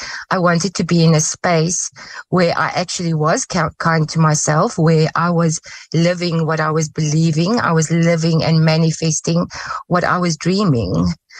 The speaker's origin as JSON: {"language": "English", "country": "South Africa", "said": "Yes, as every South African girl, I did grow up with potpourri."}